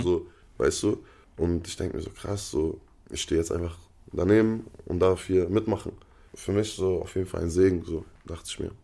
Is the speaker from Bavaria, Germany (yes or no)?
no; Freiburg, Baden-Württemberg, Germany; also born or lived in North Rhine-Westphalia / Palestine; da hat man halt seine Jugend in Freiburg verbracht